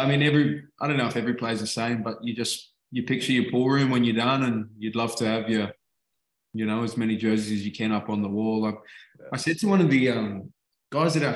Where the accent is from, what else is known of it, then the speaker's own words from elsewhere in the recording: Australia; moved away as an adult; now in England; I'm Australian